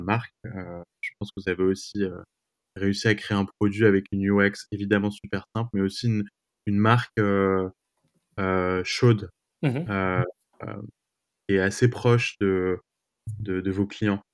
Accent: France; moved away as an adult; now in New York, United States; je suis d'origine, évidemment, française. Maintenant, je suis devenu américain aussi. Et, euh, bah, je me sens chez moi à New York

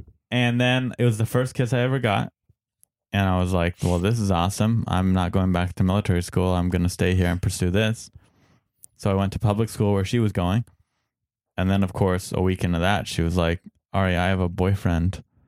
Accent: San Diego, California, United States; San Diego. And the military school is in Roswell, New Mexico.

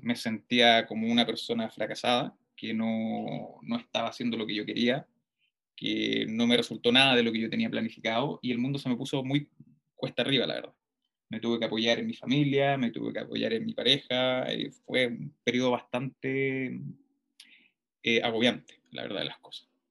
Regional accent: Puente Alto, Santiago Metropolitan Region, Chile; yo nací, nacido y criado en Puente Alto

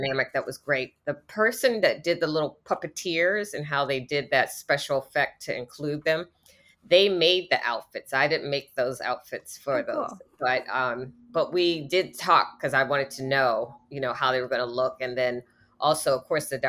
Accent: East Coast, United States; also born or lived in Washington, D.C.; I used to live in Washington, D.C. I'm from the East Coast

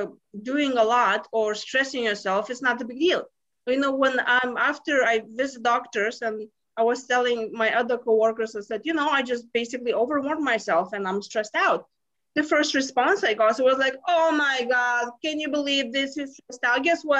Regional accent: Lithuania; now in United States; But you see, I came from Lithuania 20 years ago to US and I thought this is the land of opportunities.

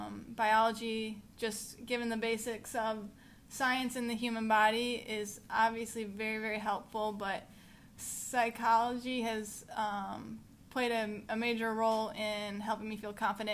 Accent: Chesterfield, Missouri, United States; I grew up in Chesterfield, Missouri

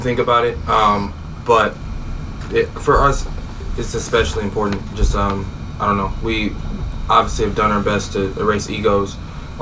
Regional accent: Chicago, Illinois, United States; moved away as an adult; now in Des Moines, United States; I grew up in Chicago, suburbs of Chicago

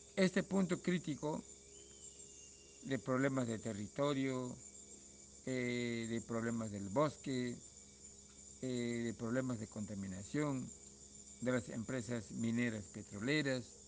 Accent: Peru; somos peruanos

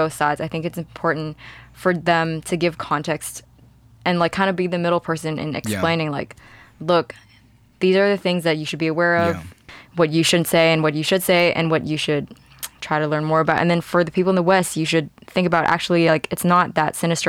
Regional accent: Hong Kong; I grew up in Hong Kong, but it's a privilege.

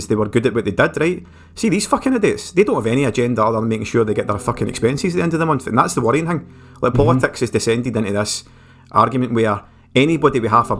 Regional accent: Motherwell, Scotland, United Kingdom; obviously we're from Motherwell, right, and I'm a lifelong fucking lefty Labour supporter

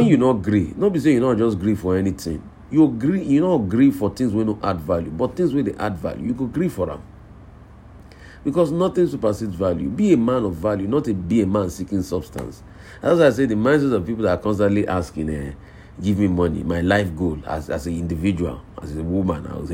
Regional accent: Odogbolu, Ogun State, Nigeria; out there in Odogbolu, my hometown.

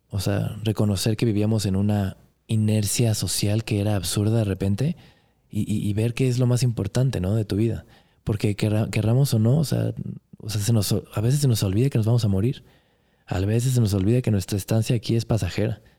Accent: Monterrey, Nuevo León, Mexico; born there; also born or lived in Guanajuato / Puebla / Cuernavaca / Los Angeles; Nací en Monterrey, viví en Guanajuato, en Puebla, en Cuernavaca, en, en Los Ángeles, en Querétaro. Luego me fui a Brasil, Argentina, Chile un rato

